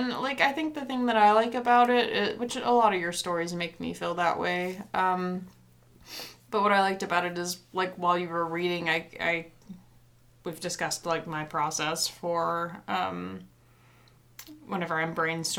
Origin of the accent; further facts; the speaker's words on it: Tennessee, United States; now in Missoula area, Montana, United States; I'm from Tennessee.